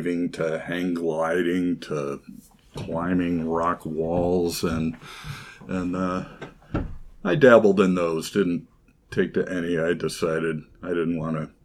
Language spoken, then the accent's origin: English; Rochester, New York, United States; moved away as an adult; also born or lived in California; I was born and raised here in Rochester